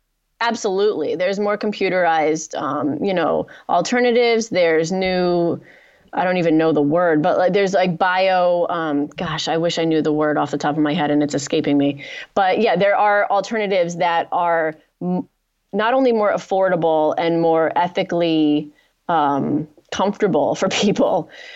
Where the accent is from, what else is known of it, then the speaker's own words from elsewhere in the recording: United States; So am I, and I'm an American.